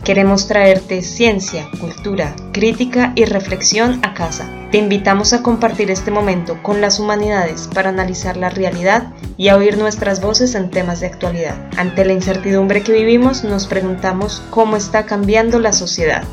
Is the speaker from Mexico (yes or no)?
no; Colombia; now in Seville, Spain; Estoy aquí desde España, eh, pero bueno, soy colombiana, entonces los estaré acompañando desde Sevilla